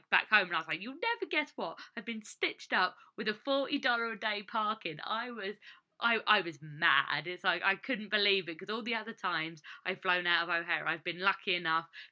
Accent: England, United Kingdom; born or raised there; moved away as an adult; now in United States

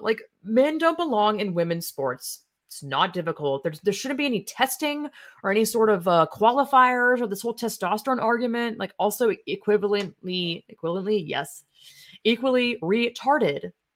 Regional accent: the South, United States; I'm from the South

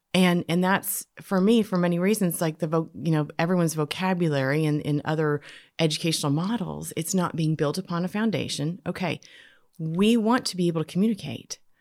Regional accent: Canada; born or raised there; now in United States

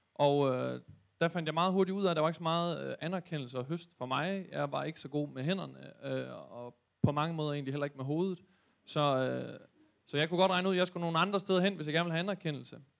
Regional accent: Thy, North Denmark Region, Denmark; moved away; hjemme i Thy

